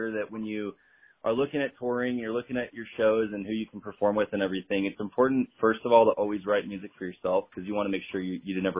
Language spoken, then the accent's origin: English; Riverside, California, United States; I was born in Riverside, California